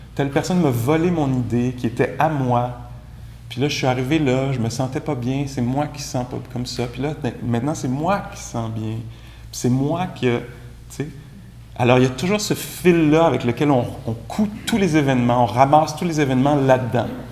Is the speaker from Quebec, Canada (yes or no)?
yes; Quebec, Canada; accent: Québécois; mon accent anglais, euh, très charmant, très québécois